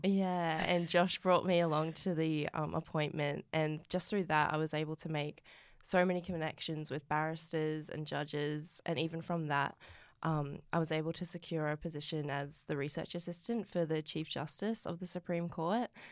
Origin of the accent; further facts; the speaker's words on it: Rockhampton, Queensland, Australia; I grew up in Rockhampton